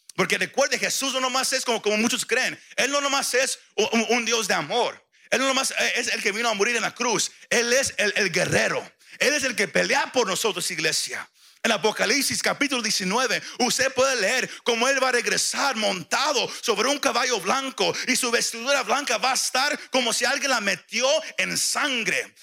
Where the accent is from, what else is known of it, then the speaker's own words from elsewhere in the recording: Mexico; como mexicano decimos